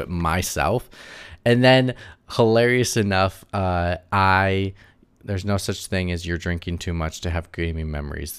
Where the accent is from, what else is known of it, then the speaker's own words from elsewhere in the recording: Wisconsin, United States; I'm from the Midwest, so I'm from, like, Wisconsin